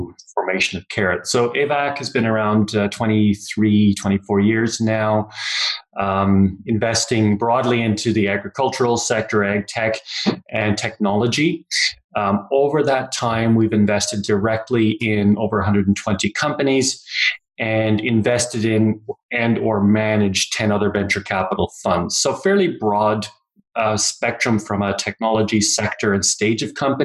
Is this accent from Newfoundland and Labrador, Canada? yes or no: yes; Newfoundland and Labrador, Canada; moved away as an adult; also born or lived in Kitchener-Waterloo, Ontario / New Brunswick; now in Calgary, Canada; born in Ontario, in Kitchener-Waterloo area, but mostly I grew up in Newfoundland and spent a couple of years of my adult life in New Brunswick, but I've been in Calgary now since 1995